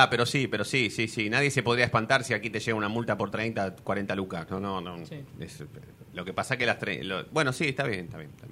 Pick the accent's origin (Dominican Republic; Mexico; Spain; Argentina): Argentina; nosotros, somos argentinos muy, muy, muy argentinos de pensar rápidamente en de qué manera podemos arreglar.